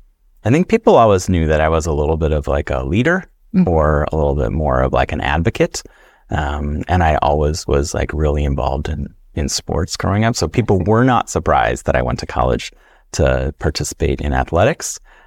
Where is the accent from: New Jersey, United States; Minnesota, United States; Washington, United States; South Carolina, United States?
Minnesota, United States; Bemidji; also born or lived in Wisconsin; I'm Ojibwe from Minnesota, and I'm also Scandinavian. I grew up, I like to say that I was raised by a forest and river. I grew up in northern Wisconsin during the school years, and then northern Minnesota around the Bemidji, Minnesota area